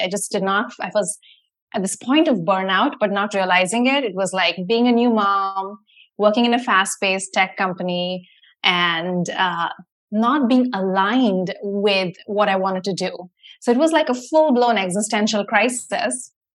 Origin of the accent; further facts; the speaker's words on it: Mumbai, Maharashtra, India; moved away as an adult; now in United States; when I was like a teenager growing up in India